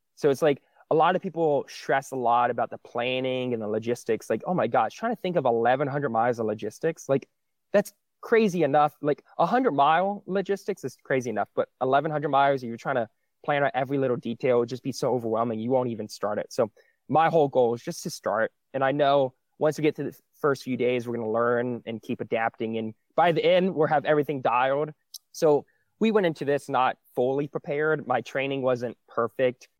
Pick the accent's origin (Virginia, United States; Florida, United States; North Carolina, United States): Florida, United States; Jacksonville; moved away as an adult; now in Georgia, United States; I grew up in Florida for eighteen years, and as soon as I graduated high school, I moved up to Georgia